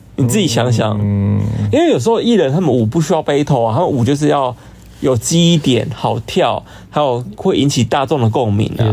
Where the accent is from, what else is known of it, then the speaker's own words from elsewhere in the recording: Hsinchu, Taiwan; moved away as an adult; now in Taipei, Taiwan; 我本身是新竹人